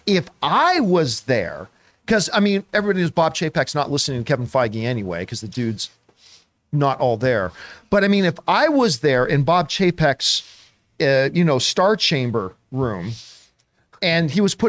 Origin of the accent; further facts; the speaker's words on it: Canada; I'm Canadian, I grew up with a lot of French